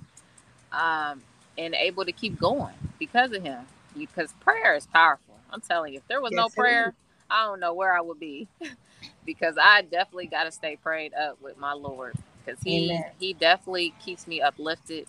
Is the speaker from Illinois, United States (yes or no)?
yes; Springfield, Illinois, United States; I am from Springfield, Illinois, everyone, which is actually the capital of Illinois, not Chicago. And so that's where I've been, you know, for 33 years, born and raised